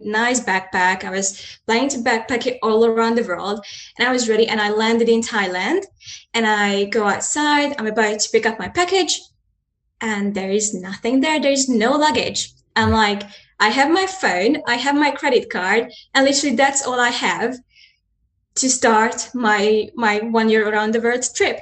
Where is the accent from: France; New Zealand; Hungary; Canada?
Hungary; I'm a Hungarian and I live close to Ukrainian and Romanian border